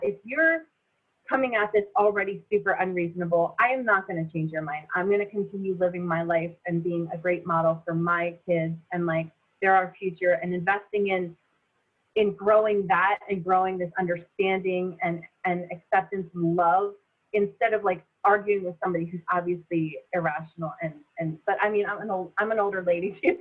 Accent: near Philadelphia, Pennsylvania, United States; moved away as an adult; I grew up near Philly, super diverse community

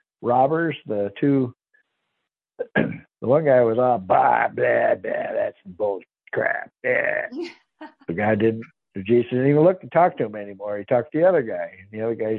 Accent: by Lake Erie, Michigan, United States; now in Ozarks, United States; I grew up in Michigan by Lake Erie

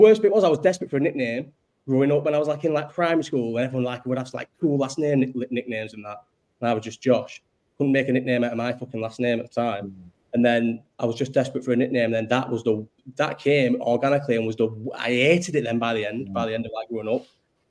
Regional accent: Bolton, North West England, United Kingdom; also born or lived in Farnborough, Bromley; I was born in Farnborough, yeah, but then after 2 weeks we just moved to Bolton because my dad's job moved.

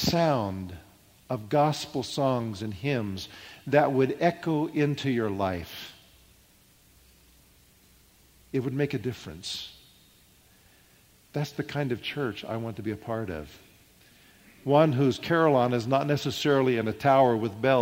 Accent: Midwest, United States; now in Los Gatos, United States; I grew up in the Midwest where we had lots of thunderstorms

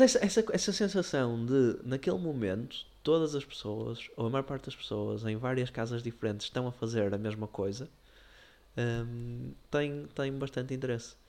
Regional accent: Porto, Norte, Portugal; nós somos do Porto

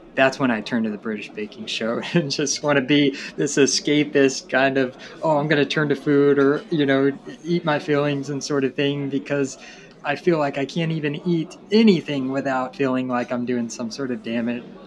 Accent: Tennessee, United States; I'm from Tennessee

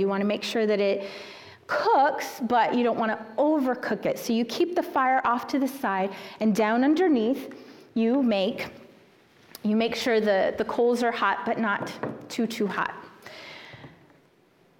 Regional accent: Swansea, South Carolina, United States; moved away as an adult; now in Texas, United States; I grew up in the thriving metropolis of Swansea, South Carolina

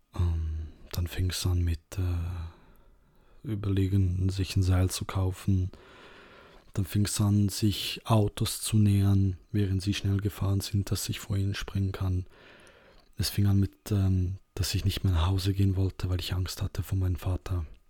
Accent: Serbia; moved away; ich bin ursprünglich aus Serbien

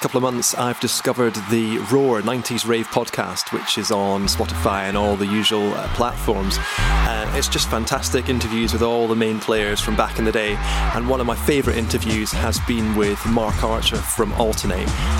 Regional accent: Scotland, United Kingdom; now in York, United Kingdom; I'm a Scottish producer and DJ now living in York in the UK.

